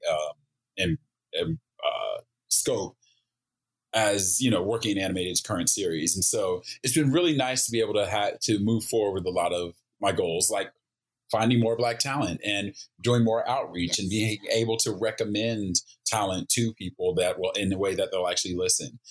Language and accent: English; Oklahoma, United States; moved away as an adult; also born or lived in Japan; now in Los Angeles, United States; I grew up in Oklahoma